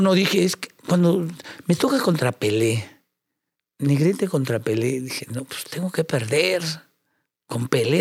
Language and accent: Spanish; Mexico; orgulloso como mexicano